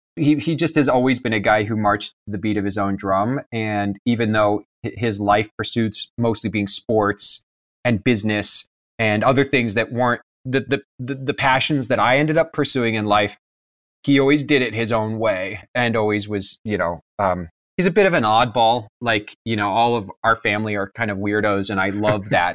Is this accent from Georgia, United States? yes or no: no; Kansas, United States; also born or lived in Pennsylvania; I was born in Pennsylvania, but when I was one, we moved to Kansas